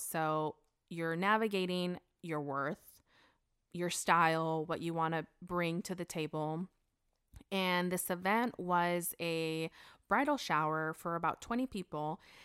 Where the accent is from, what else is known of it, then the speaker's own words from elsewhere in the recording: United States; moved away; I grew up in Washington.